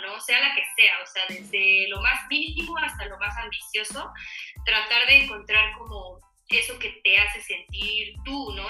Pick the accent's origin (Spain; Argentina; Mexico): Mexico; esta tradición que tenemos como mexicanos con la panadería